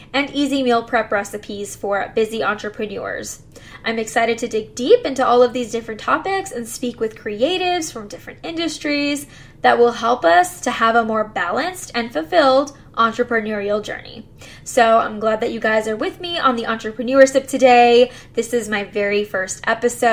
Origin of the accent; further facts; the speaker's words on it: McAllen, Texas, United States; also born or lived in College Station, Texas; I'm from South Texas, McAllen to be more specific if you know where that is, and I went to Mac High